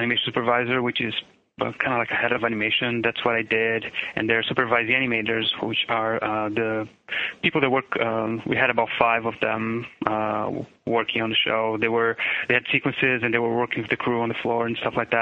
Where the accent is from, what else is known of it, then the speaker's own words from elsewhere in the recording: São Paulo, Brazil; English is a second language; moved away as an adult; now in United States; I'm originally from Sao Paulo, Brazil. You know, I born in 72 and I lived in Brazil until 97 when then I moved to the United States